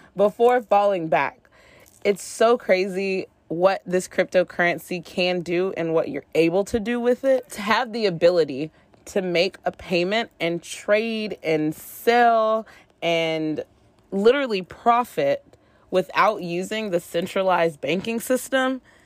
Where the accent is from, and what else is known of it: United States